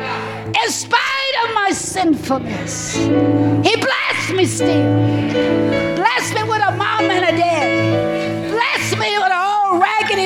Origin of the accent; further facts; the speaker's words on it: the South, United States; Growing up in the South, racially intense environments